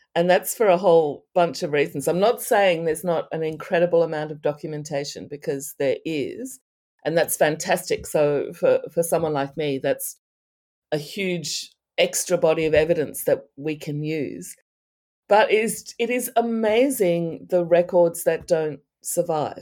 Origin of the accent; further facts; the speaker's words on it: Australia; I'm from Australia